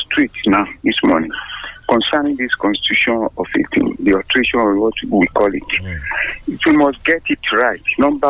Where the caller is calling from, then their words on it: Abeokuta, Ogun State, Nigeria; calling from Abeokuta.